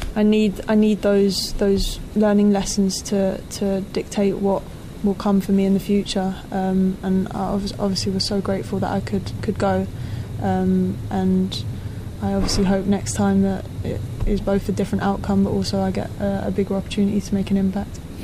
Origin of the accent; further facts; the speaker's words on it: London, United Kingdom; back in my hometown, back in London